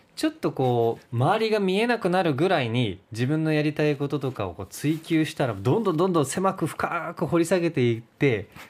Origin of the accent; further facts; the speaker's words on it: Oita, Japan; now in Fukuoka, Japan; 僕も地元が大分で